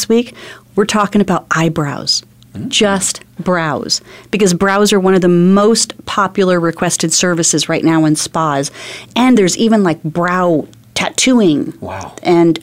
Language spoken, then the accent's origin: English; Phoenix, Arizona, United States; this is my hometown. This is where I was born and raised